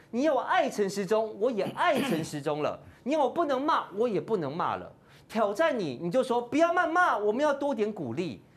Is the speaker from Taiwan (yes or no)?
yes; Taiwan; 我们台湾人